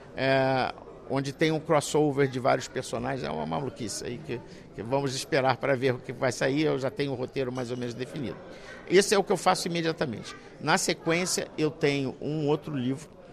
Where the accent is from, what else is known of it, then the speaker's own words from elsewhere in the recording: Brazil; eu sou brasileiro